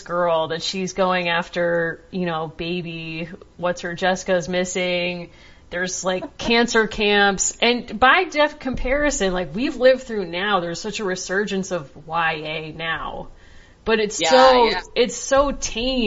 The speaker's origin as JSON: {"language": "English", "town": "Hartford", "region": "Connecticut", "country": "United States", "tie": "born or raised there", "said": "I was born in Hartford, Connecticut"}